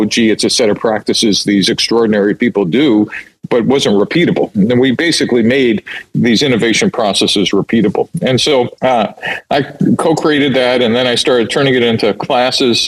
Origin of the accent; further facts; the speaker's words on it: New York City, New York, United States; moved away as an adult; also born or lived in Michigan / Silicon Valley; I grew up in New York City